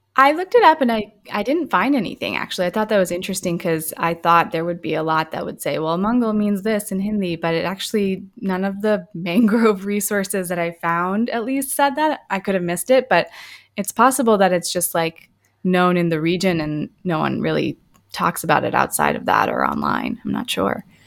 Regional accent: Tampa, Florida, United States; also born or lived in India; I grew up in the Tampa area

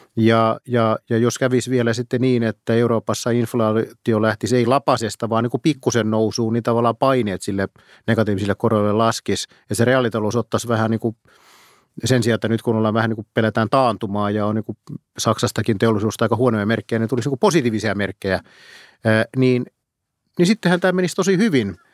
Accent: Pori, Satakunta, Finland; mä olen Porista kotoisin

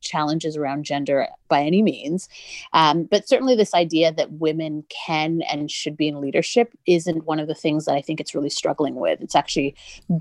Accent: Canada; I grew up in Canada

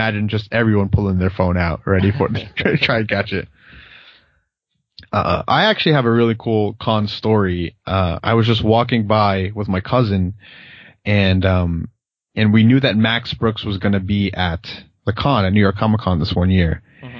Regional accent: Philippines; I'm a Filipino guy, and, you know, of course that's a minority

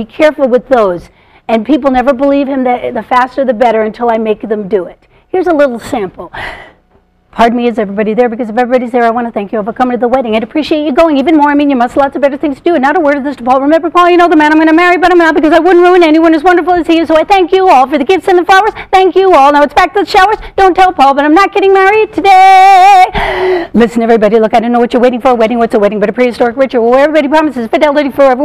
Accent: Palisades Park, New Jersey, United States; I'm from Palisades Park, New Jersey

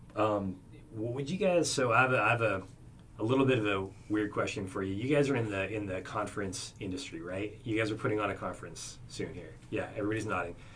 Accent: Oregon, United States; now in Arizona, United States; I'm from Oregon

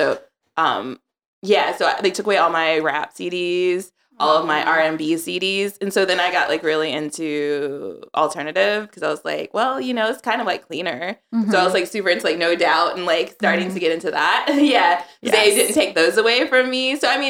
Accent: Charlotte, North Carolina, United States; In Charlotte, North Carolina.

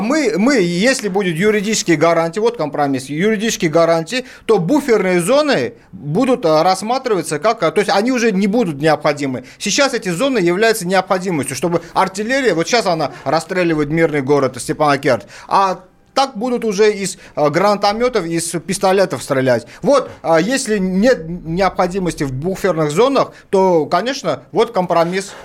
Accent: Baku, Azerbaijan; now in Russia; Я вот сам родом из Баку, армянин

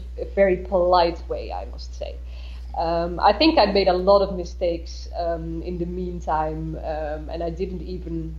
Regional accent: Netherlands; moved away as an adult; now in Berlin, Germany; as a Dutch person

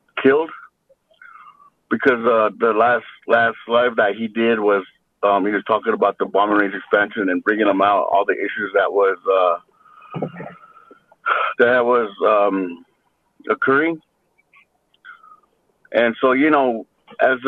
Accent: Nevada, United States; I'm from the Duck Valley Shoshone Paiute tribe.

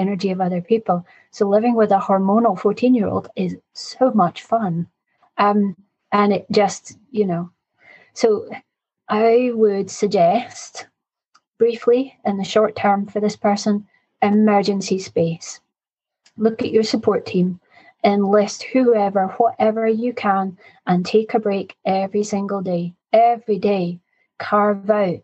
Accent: Scotland, United Kingdom; I'm 50 and I'm Scottish

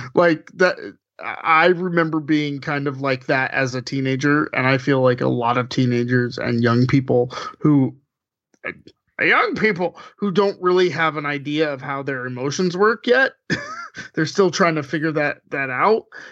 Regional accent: Southern California, United States; I am from Southern California. I've lived there a long time, too.

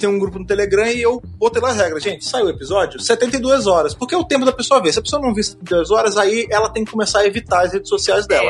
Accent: Rio de Janeiro, Brazil; now in São Paulo, Brazil; eu tava lá no Rio de Janeiro, lá em Jacarepaguá, minha terra, Gloriosa Jacarepaguá

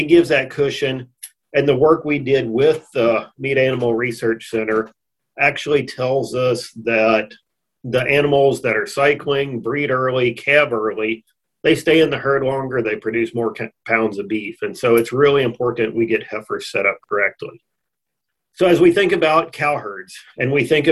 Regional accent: Texas, United States; moved away as an adult; also born or lived in Missouri / Miles City, Montana / Brookings, South Dakota; I grew up here in Texas

